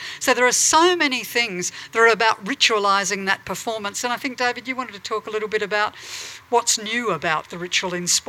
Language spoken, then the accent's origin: English; Adelaide, South Australia, Australia; my hometown of Adelaide